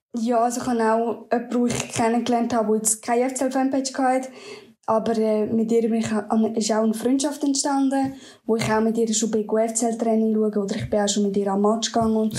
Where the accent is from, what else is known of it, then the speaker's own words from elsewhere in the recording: Lucerne, Switzerland; ich komme aus Luzern, also ein bisschen außerhalb von Luzern